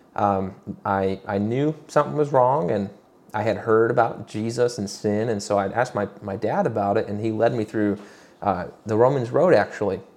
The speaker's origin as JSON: {"language": "English", "region": "Michigan", "country": "United States", "moved": "yes", "lives_now": "Roanoke, United States", "said": "I'm originally from Michigan."}